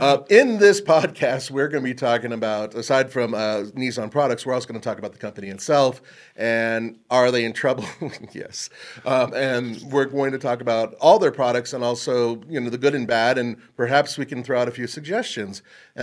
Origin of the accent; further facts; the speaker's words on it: California, United States; As a, you know, born and raised in California, I can attest to that.